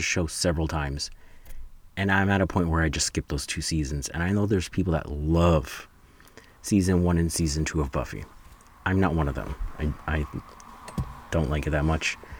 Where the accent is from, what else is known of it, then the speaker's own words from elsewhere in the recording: New Jersey, United States; I'm from New Jersey